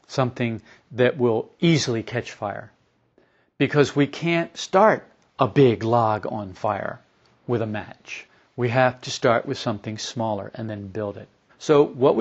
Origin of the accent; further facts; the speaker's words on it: New Jersey, United States; moved away; also born or lived in Florida; I was raised in New Jersey